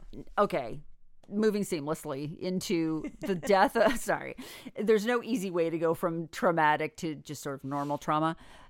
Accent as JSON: {"language": "English", "country": "United States", "said": "As an American who's looking at it from over here"}